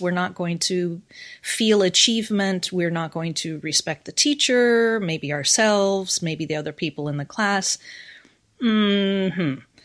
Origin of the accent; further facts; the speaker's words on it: United States; accent: American; moved away as an adult; now in Japan; I am American, but I've been in Japan now for more than twenty years